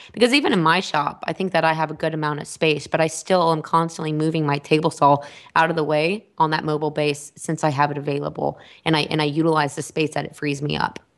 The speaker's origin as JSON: {"language": "English", "region": "Texas", "country": "United States", "said": "I'm from Texas"}